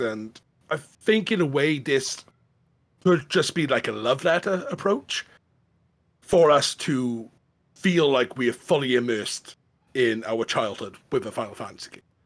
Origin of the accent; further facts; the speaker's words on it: Welsh, Wales, United Kingdom; being Welsh